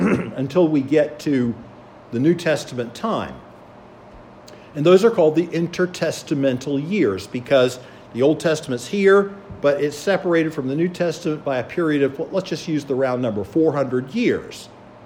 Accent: Charleston, South Carolina, United States; moved away as an adult; also born or lived in Illinois; now in Pennsylvania, United States; I grew up in Charleston along the coast

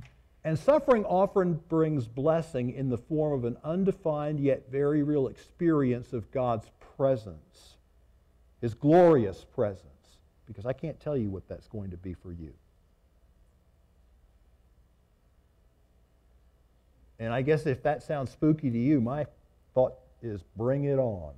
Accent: the South, Southern United States, United States

